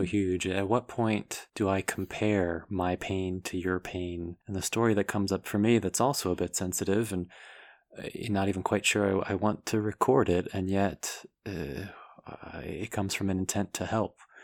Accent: United States; myself being American, white, male, heterosexual

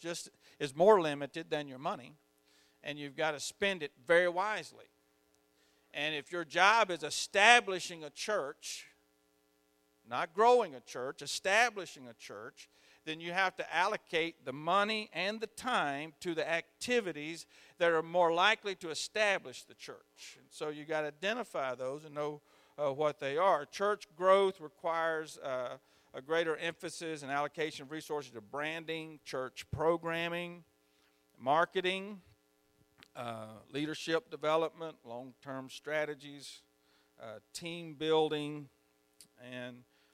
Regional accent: Mississippi, United States; I'm from Mississippi.

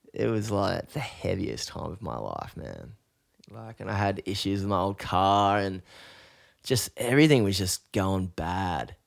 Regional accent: Newcastle, New South Wales, Australia; growing up in Newcastle, we grew up in pretty similar kind of social surroundings

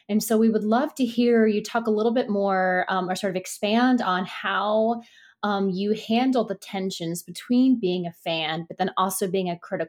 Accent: Richmond, Virginia, United States; moved away as an adult; Virginia, so I grew up outside Richmond. That was, like, where I spent my whole life before I went to college. I never moved back

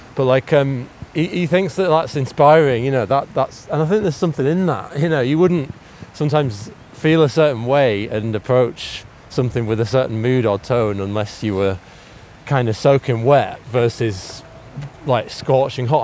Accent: Manchester, North West England, United Kingdom; moved away; I spent my first few years in Moss Side, Manchester

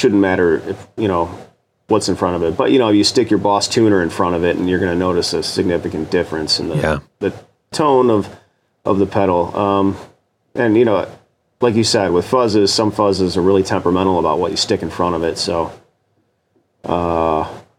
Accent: Chicago, Illinois, United States; I'm from Chicago

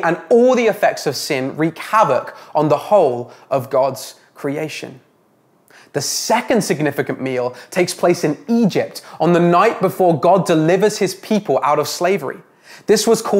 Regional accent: England, United Kingdom; now in Canada; Growing up in England, I enjoyed a roast dinner with my family after every church service on Sunday

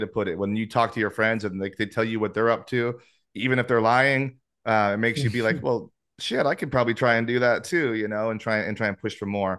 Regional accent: Oregon, United States; now in Los Angeles, United States; I grew up in Oregon

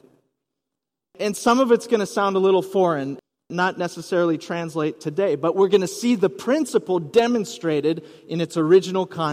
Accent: Rice Lake, Wisconsin, United States; moved away as an adult; also born or lived in West Coast / overseas / Minnesota; now in Twin Cities, United States; I grew up in Wisconsin, then moved to the West Coast, lived overseas for a few years, boomeranged back here to the Twin Cities, and settled in Minnesota

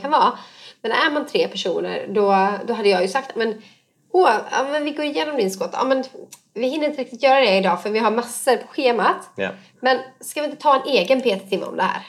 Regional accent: Borås, Västra Götaland, Sweden; från min hemstad Borås

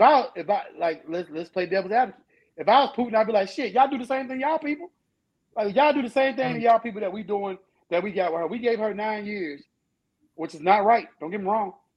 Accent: United States; I'm American. I was born here. My parents were born here.

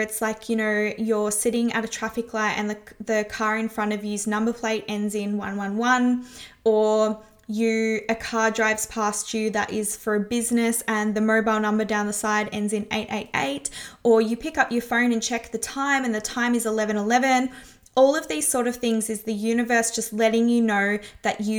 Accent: Melbourne, Victoria, Australia; the streets of my hometown

